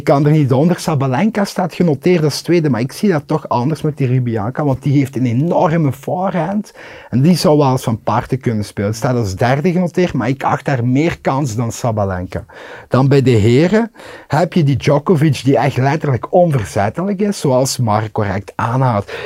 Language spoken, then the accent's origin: Dutch; Limburg, Belgium; als Limburger